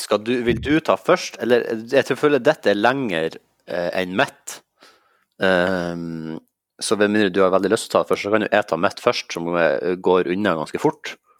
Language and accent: Norwegian; Sandnessjøen, Nordland, Norway; now in Oslo, Norway; jeg er fra eh, byen atme Mosjøen og nedfor Mo i Rana, Sandnessjøen.